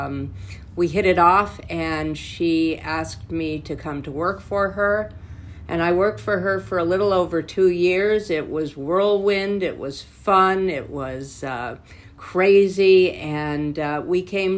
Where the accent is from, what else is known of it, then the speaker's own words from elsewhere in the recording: California, United States; also born or lived in Boise, Idaho; I am almost a lifelong Californian. I came here when I was 4 years old in 1955 from Boise, Idaho